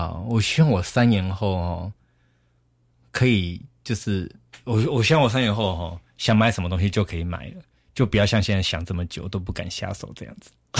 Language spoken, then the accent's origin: Chinese; Taiwan; 那我们台湾人常常会觉得说，尽量用最少的钱做到什么什么效果。